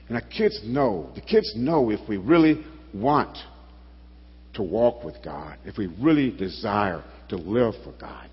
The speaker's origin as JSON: {"language": "English", "region": "Alabama", "country": "United States", "tie": "born or raised there", "said": "I grew up in Alabama, Bible Belt"}